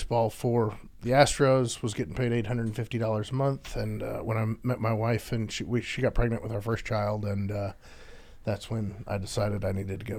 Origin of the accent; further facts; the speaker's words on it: Houston, Texas, United States; spent the majority of my life growing up in Houston after my dad got stationed here in the corporate office. And so my entire school age life, I've grown up in Houston, Texas.